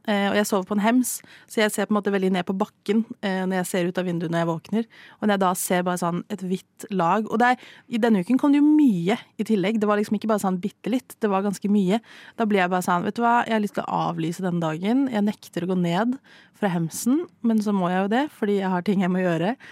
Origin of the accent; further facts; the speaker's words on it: Stavanger, Rogaland, Norway; moved away; Jeg bodde hjemme i Stavanger i noen uker